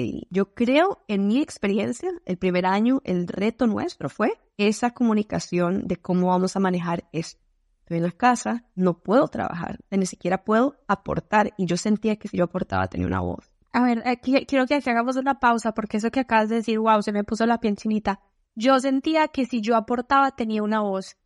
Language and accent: Spanish; Colombia; moved away; en Colombia solo decimos ser bien entrón